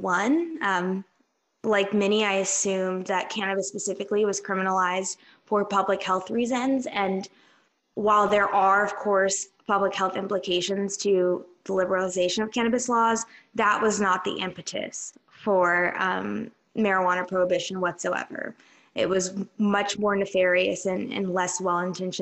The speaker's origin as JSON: {"language": "English", "town": "Atlanta", "region": "Georgia", "country": "United States", "said": "I'm from Atlanta"}